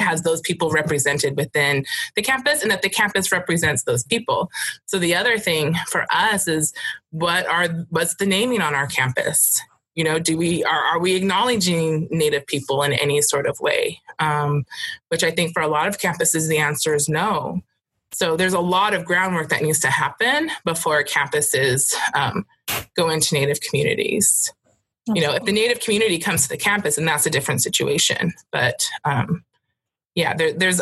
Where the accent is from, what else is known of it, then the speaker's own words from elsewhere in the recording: Nevada, United States; I'm from Nevada